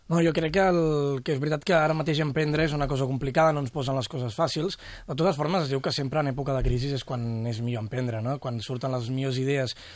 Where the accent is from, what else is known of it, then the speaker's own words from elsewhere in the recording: Cadaqués, Catalonia, Spain; Jo vinc de Cadaqués, és un poble molt turístic